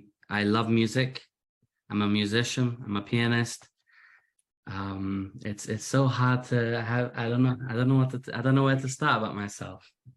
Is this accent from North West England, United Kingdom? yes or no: yes; Manchester, North West England, United Kingdom; accent: British; now in United States; I am, as you can hear from my accent, British. I'm originally from Manchester. My accent's become a little American recently. That's what happens when your wife and kids are all American.